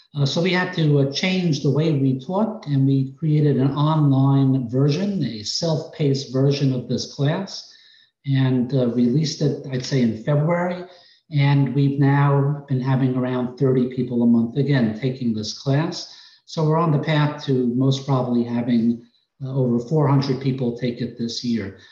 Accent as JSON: {"language": "English", "region": "New York", "country": "United States", "accent": "New York", "moved": "as an adult", "said": "Originally, I came down here from New York. You may be able to detect it in my accent"}